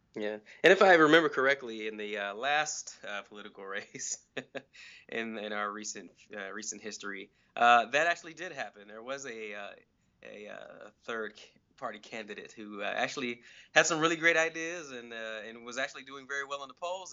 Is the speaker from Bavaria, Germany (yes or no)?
yes; Nuremberg, Bavaria, Germany; now in United States; I was born in Nuremberg, Germany